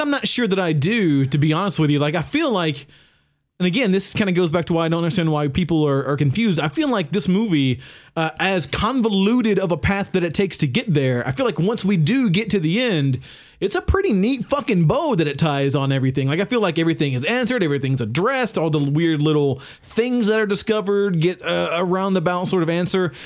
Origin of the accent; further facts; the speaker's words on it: the South, United States; growing up in the South